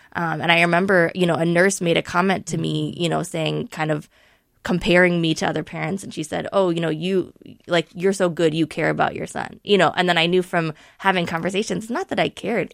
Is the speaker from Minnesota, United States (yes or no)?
yes; Minneapolis, Minnesota, United States; as a student growing up in Minneapolis public schools